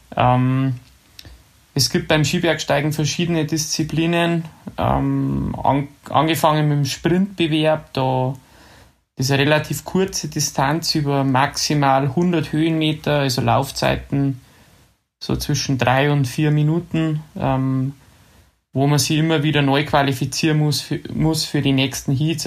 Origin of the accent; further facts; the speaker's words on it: Ramsau bei Berchtesgaden, Bavaria, Germany; ich bin ja in der Ramsau bei Berchtesgaden aufgewachsen.